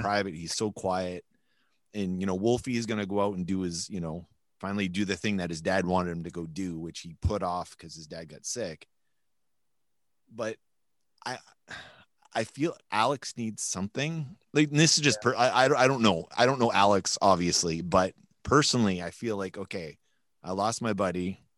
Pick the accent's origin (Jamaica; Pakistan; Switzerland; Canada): Canada; New Brunswick; also born or lived in Montreal; now in Winnipeg, Canada; we're from the East Coast